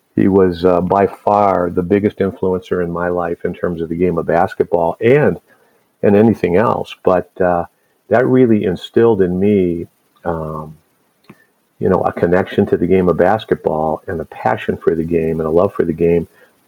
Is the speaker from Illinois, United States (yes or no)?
yes; Chicago, Illinois, United States; born there; And so I was born in Chicago, and he was a young man trying to find his way in the game as a coach.